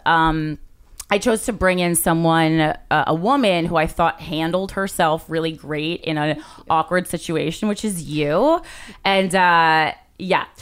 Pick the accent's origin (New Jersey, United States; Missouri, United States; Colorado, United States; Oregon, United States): New Jersey, United States; I am from New Jersey